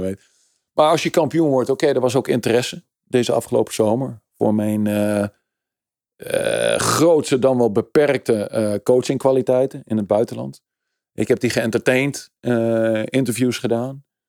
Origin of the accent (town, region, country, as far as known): Netherlands